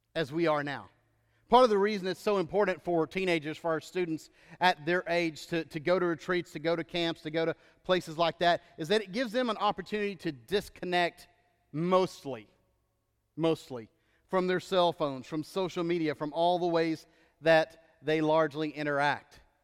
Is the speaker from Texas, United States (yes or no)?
yes; Texas, United States; moved away; growing up in Texas was weird until I lived in other states